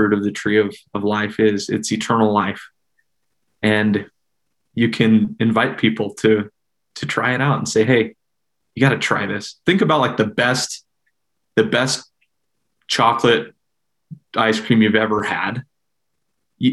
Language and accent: English; Salt Lake City, Utah, United States; I grew up in the Mill Creek neighborhood on the east benches of Salt Lake City